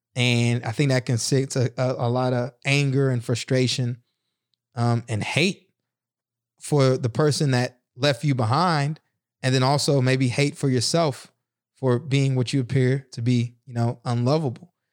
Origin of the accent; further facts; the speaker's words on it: the South, United States; a black kid growing up in the South in a single parent home